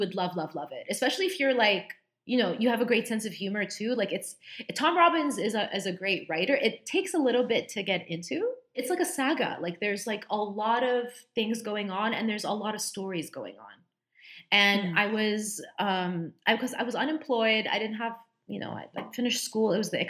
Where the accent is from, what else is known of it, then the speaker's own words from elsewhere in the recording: Dubai, United Arab Emirates; My grandparents, my Egyptian grandparents, I grew up with them in Dubai